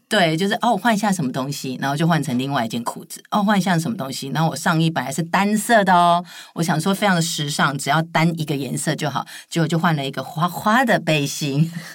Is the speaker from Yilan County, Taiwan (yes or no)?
no; Taichung, Taiwan; 我是台中人，然后同时也是台中驻点的小丑医生